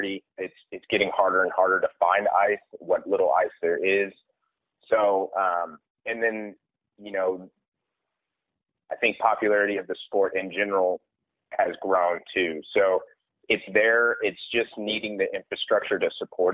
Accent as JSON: {"language": "English", "town": "Kansas City", "country": "United States", "tie": "born or raised there", "said": "I grew up playing in Kansas City"}